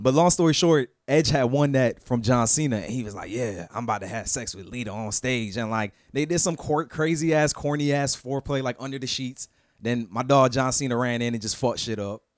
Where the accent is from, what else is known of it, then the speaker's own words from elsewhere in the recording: Fort Lauderdale, Florida, United States; also born or lived in Queens, New York / Orlando; my hometown